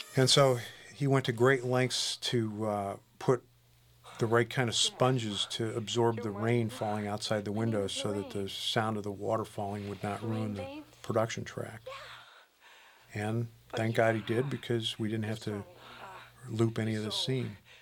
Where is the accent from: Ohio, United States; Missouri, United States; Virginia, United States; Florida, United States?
Missouri, United States; University City; my hometown, including, by the way, the uh, the Lions at Lions Estates, uh, the entrance to uh, University City, Missouri